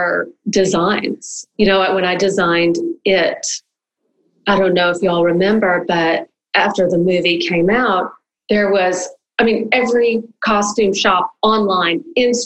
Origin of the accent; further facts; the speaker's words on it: the South, United States; I was brought up in the South